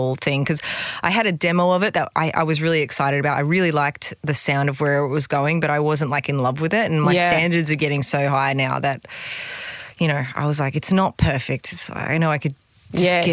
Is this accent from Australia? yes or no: yes; Gold Coast, Queensland, Australia; I'm just from the Gold Coast